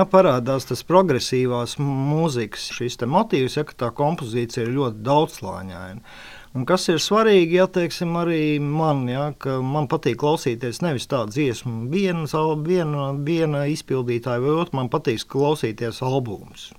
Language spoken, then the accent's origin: Latvian; near Jelgava, Zemgale, Latvia; es pats esmu netālu no Jālgavas